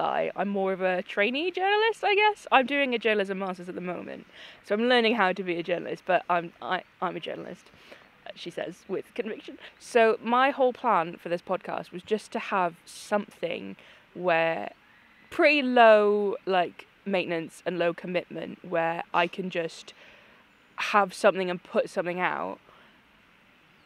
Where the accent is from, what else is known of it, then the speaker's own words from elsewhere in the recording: Wales, United Kingdom; I am from Wales.